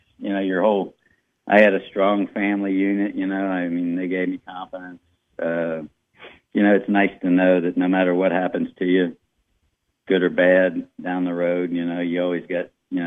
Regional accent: Walton, Kentucky, United States; also born or lived in Covington, Kentucky / New Orleans, Louisiana / Oklahoma / England; I was raised in Walton, in a town called Verona.

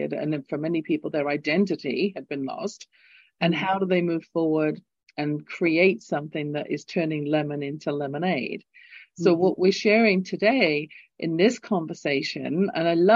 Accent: England, United Kingdom; accent: English; now in Calgary, Canada; my lilting English accent

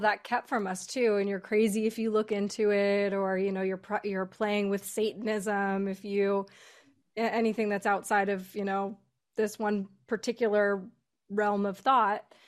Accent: United States; we're all American

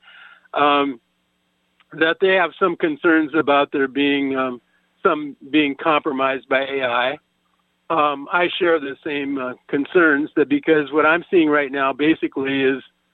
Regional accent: Nebraska, United States; moved away; I'm originally from Nebraska, next to Missouri, the show me state

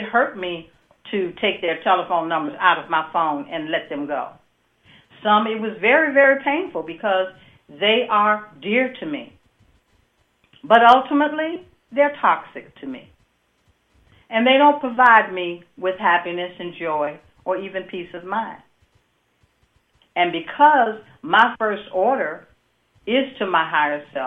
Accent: Midwest, United States; I'm from the Midwest

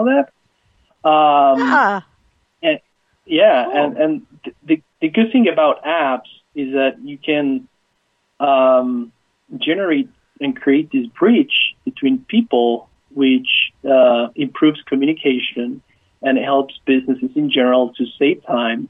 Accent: Argentina; moved away; I'm actually from Argentina, and I'm the youngest of five

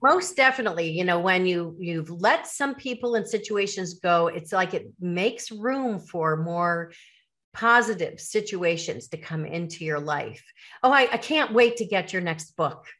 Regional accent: Chicago suburbs, Illinois, United States; growing up in the Chicago suburbs

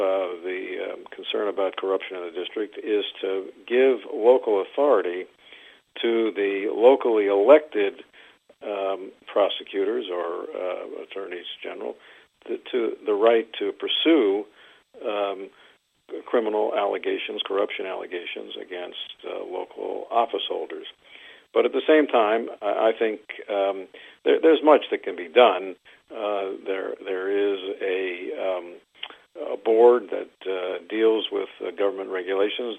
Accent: Maryland, United States; I come from Maryland

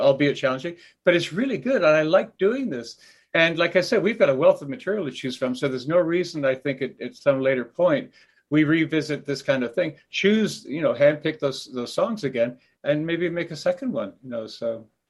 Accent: Canada; also born or lived in Wales; I was growing up in Canada

